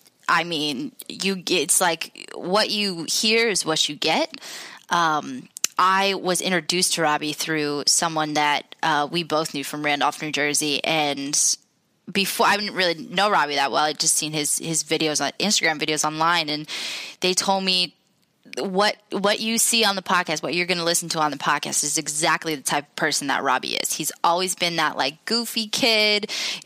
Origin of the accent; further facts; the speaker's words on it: Jordan; So I'm from Jordan. It's in the Middle East.